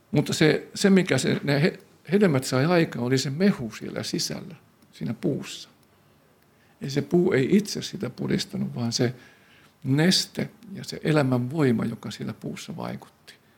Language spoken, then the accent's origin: Finnish; Tampere, Pirkanmaa, Finland; mä olen syntynyt Härmälässä Koiviston kylän vieressä